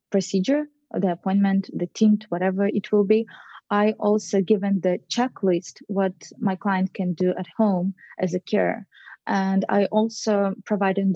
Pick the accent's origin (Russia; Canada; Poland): Russia; moved away as an adult; now in New York, United States; So in my apartment in Russia